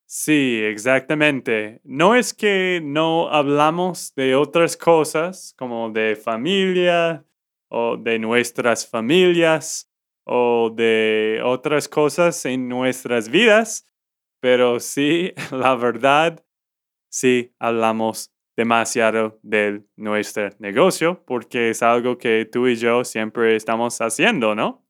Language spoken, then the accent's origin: Spanish; Texas, United States; de Texas, Estados Unidos.